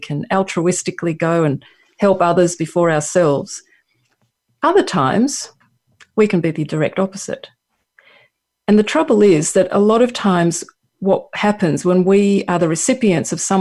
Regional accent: Australia; accent: Australian; my Australian accent

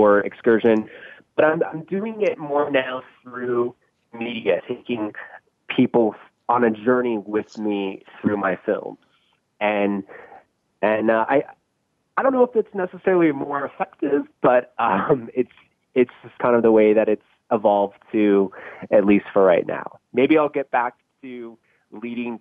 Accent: Northern California, United States; I grew up up in Northern California in the city

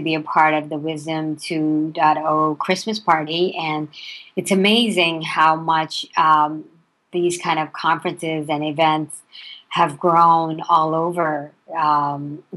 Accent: India; now in United States; I was raised in India and initially and through my early years. And then when I came to the U.S.

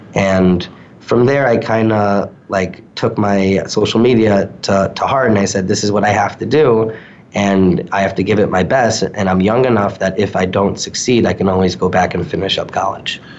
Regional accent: New York suburbs, United States; now in Calgary, Canada; I grew up um, a little bit in the suburbs, maybe 40, 45 minutes outside from Manhattan

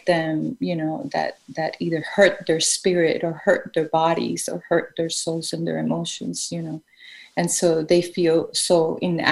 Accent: Colombia; growing up in Colombia in the 80s and the 90s was quite impactful

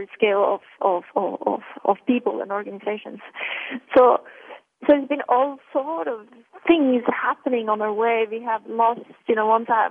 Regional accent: Norway; moved away; also born or lived in Milan; growing up in Norway

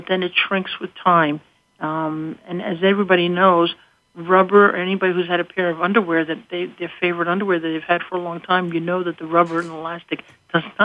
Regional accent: New York, United States; now in Scranton, United States; I come from New York, so I say gutta percha.

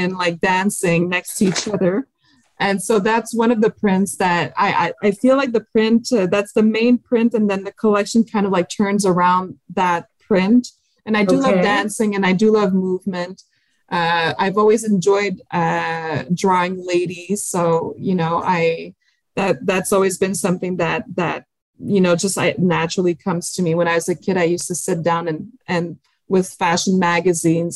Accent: France; accent: French; my French accent

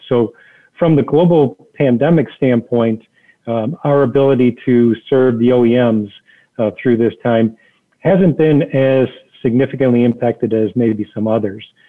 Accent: Detroit, Michigan, United States; I grew up in the Detroit area

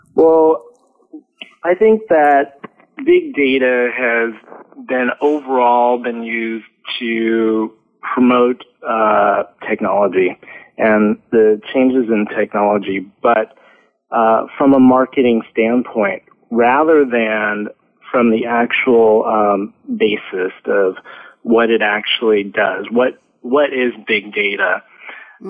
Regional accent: California, United States; moved away as an adult; now in France; I grew up in California and uh, started my education there and spent um, a large portion of my work history in the U.S.

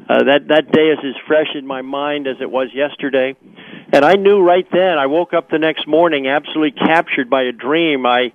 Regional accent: Wilmington, Delaware, United States; growing up in Wilmington, Delaware.

